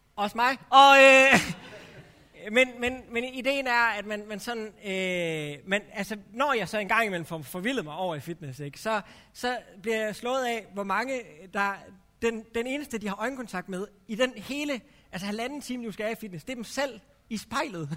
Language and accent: Danish; Herning, Central Denmark Region, Denmark; now in Aarhus, Denmark; jeg kommer fra, helt oprindeligt kommer jeg fra Herning, så jeg er sådan lidt tæt på Vestjylland